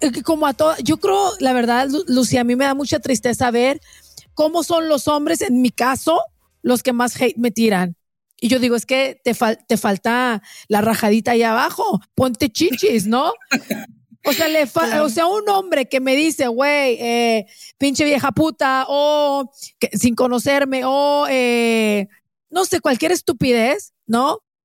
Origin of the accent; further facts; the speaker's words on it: Mexico; yo soy mexicana